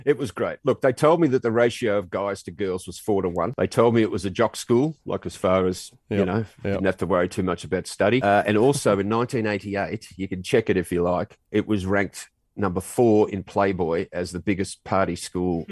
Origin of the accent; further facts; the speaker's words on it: Australia; also being Australian and being on the basketball team as well